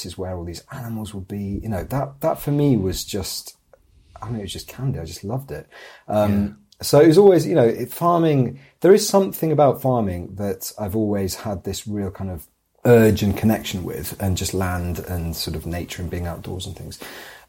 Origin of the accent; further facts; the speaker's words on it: Huddersfield, Yorkshire and the Humber, United Kingdom; So I am actually from Huddersfield originally. I'm a Yorkshire boy, born and bred.